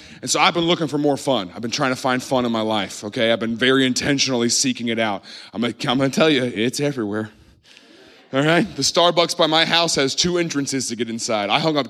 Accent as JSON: {"language": "English", "region": "Southern United States", "country": "United States", "tie": "born or raised there", "said": "I grew up in the Bible Belt. We didn't say it, right? We don't do Halloween."}